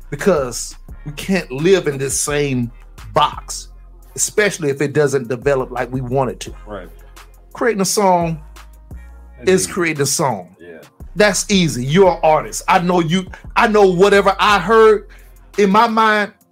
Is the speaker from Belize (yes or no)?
no; Florida, United States; I'm from I'm from Florida.